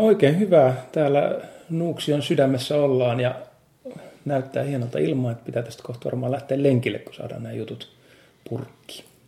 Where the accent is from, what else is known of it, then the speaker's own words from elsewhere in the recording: Nastola, Päijät-Häme, Finland; moved away as an adult; also born or lived in Helsinki / Espoo; sitten kun tulin opiskelemaan Nastolasta, siis mä oon syntynyt kyllä Helsingissä, mutta no, koulu, koulu ja asun Nastolassa